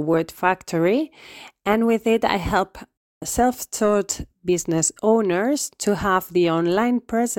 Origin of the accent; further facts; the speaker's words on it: Spain; now in Belgium; I'm from Spain, but I live in Belgium.